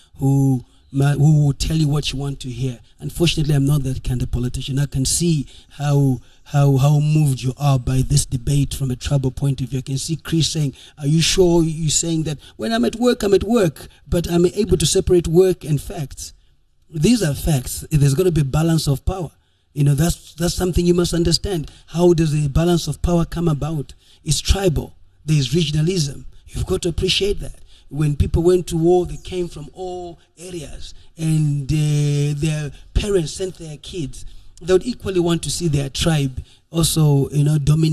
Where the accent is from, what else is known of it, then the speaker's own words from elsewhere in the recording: Midlands, Zimbabwe; I'm come from the Midlands. I'm Karanga.